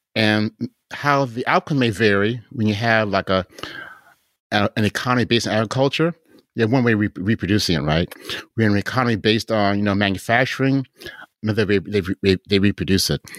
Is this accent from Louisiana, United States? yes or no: no; Chicago, Illinois, United States; moved away; that's my hometown